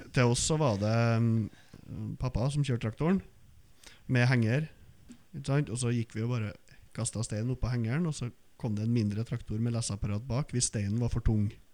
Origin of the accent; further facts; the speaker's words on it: outside Trondheim, Trøndelag, Norway; jeg vokste opp utenfor Trondheim og spilte fotball på Løkka